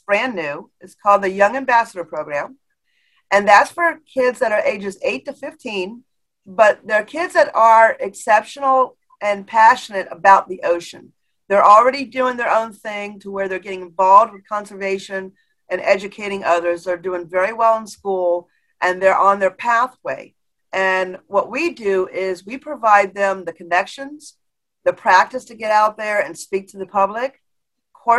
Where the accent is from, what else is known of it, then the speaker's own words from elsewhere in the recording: Florida, United States; I was born and raised in Florida